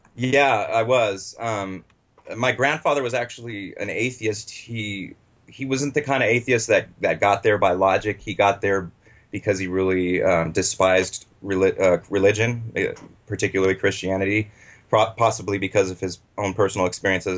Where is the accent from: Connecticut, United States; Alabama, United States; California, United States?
California, United States; Los Angeles; also born or lived in Butte County, California; I was born in Los Angeles, um, raised by my mom and my stepfather